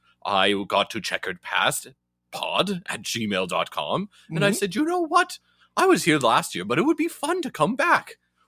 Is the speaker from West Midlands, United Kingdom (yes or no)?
yes; Coventry, West Midlands, United Kingdom; Coventry, my dear boy.